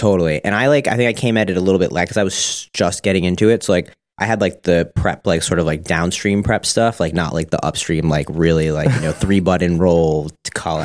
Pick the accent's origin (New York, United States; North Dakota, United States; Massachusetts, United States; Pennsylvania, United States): New York, United States; Suffolk County, Long Island; born and raised Suffolk.